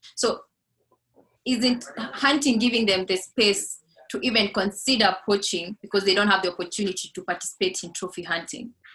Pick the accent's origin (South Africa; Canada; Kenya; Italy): Kenya; Laikipia County; now in Nairobi, Kenya; I grew up in Laikipia, one of the best destinations for wildlife